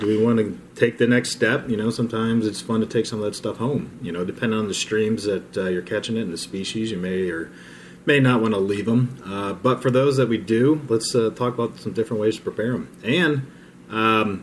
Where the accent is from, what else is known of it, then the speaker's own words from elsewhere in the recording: Cincinnati, Ohio, United States; we grew up in Cincinnati